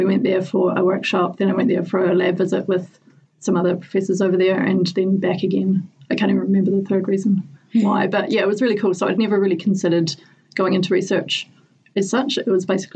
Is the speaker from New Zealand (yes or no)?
yes; Southland, New Zealand; moved away as an adult; now in Dunedin, New Zealand; I grew up in Southland